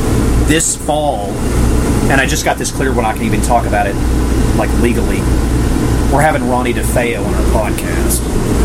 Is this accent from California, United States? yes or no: no; Tennessee, United States; an hour and a half from where I grew up in Tennessee, is where they shot that damn thing.